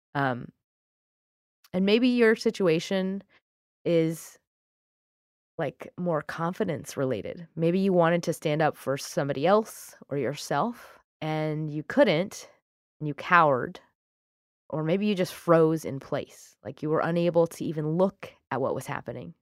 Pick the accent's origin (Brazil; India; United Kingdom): United Kingdom; I'm British